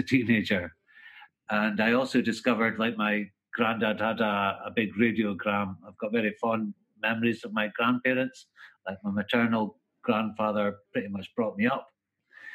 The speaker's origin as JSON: {"language": "English", "town": "Aberdeen", "region": "Scotland", "country": "United Kingdom", "tie": "born or raised there", "said": "It's my hometown. Never quite got up the momentum to get out of here"}